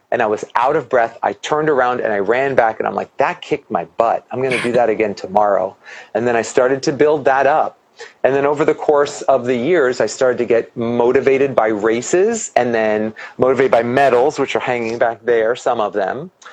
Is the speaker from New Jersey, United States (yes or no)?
yes; New Jersey, United States; moved away as an adult; now in Los Angeles, United States; I'm originally from New Jersey, so my whole family's in New Jersey